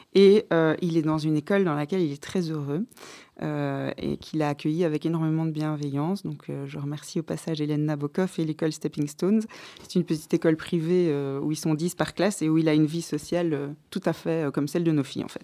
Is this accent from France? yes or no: no; Tournai, Wallonia, Belgium; moved away as an adult; also born or lived in Louvain-la-Neuve / Brussels; j'ai grandi à Tournai